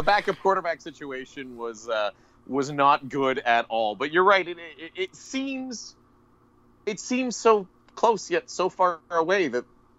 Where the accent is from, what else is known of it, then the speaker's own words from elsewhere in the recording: Thunder Bay, Ontario, Canada; moved away as an adult; also born or lived in Lloydminster; I am from Ontario.